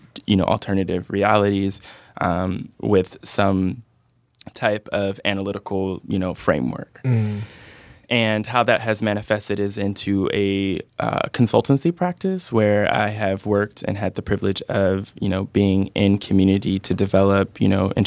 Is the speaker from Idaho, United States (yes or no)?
no; Oakland, California, United States; I'm originally from the Bay Area. Yeah. Okay. I was born in Oakland. I'm a real, real Bay Area kid. I've lived all over the Bay